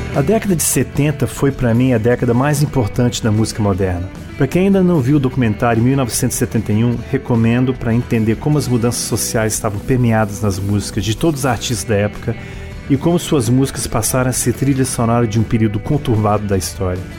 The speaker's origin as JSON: {"language": "Portuguese", "town": "Brasília", "region": "Federal District", "country": "Brazil", "tie": "born or raised there", "also_born_or_lived": "Washington, D.C., United States", "said": "Sendo americano de nascença, filho de português naturalizado americano, com uma mãe paraense, atenção, não paranaense, paraense, vivi em Washington DC até os 9 anos de idade, quando mudei direto para o Brasil"}